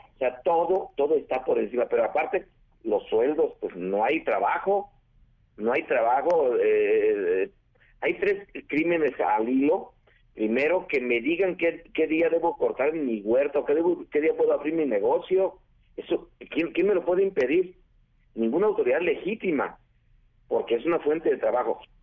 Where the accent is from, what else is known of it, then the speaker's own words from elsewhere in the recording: Mexico; Yo como mexicano